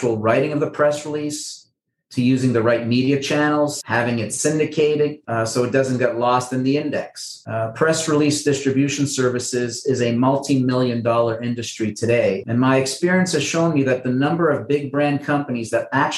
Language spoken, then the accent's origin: English; Montreal, Quebec, Canada; Well, I'm a Canadian. I was born and raised in Montreal.